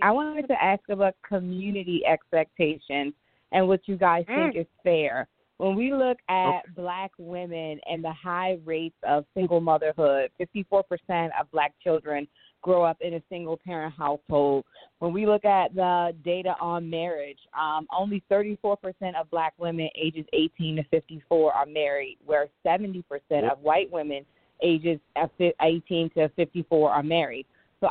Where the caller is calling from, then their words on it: Annapolis, Maryland, United States; I'm calling from Annapolis.